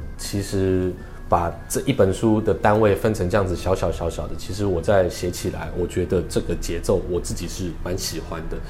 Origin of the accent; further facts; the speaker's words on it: Taipei, Taiwan; 因为身为台北人的话